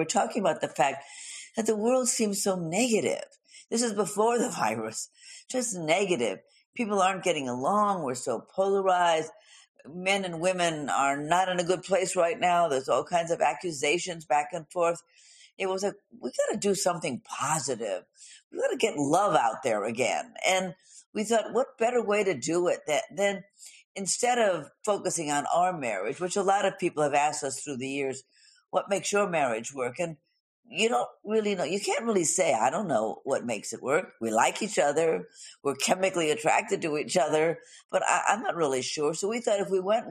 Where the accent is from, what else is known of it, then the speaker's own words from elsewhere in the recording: Los Angeles, California, United States; I grew up in Hollywood.